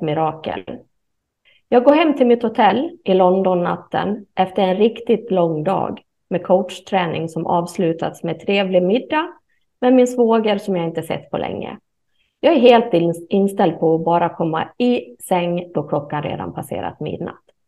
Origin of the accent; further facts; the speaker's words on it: Sweden; jag är ju svensk